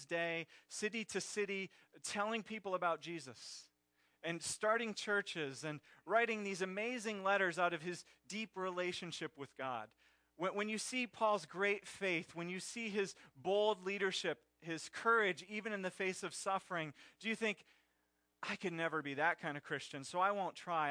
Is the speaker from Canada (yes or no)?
no; Pennsylvania, United States; I grew up in Pennsylvania in Phillies country